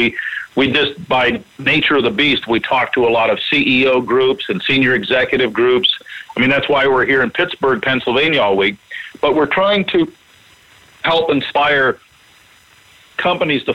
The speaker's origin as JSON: {"language": "English", "country": "Canada", "said": "I'm a Canadian"}